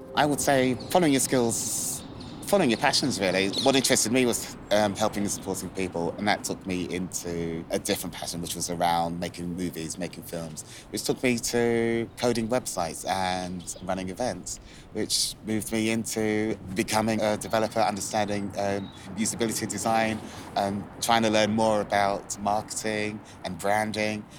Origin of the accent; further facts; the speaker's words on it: London, United Kingdom; also born or lived in Islington; Where I grew up, I was born actually in Islington, and then my uh, parents moved us to um, Hackney.